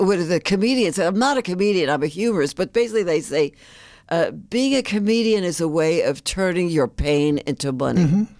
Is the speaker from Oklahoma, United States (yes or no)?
no; New York, United States; I grew up in the Bronx, New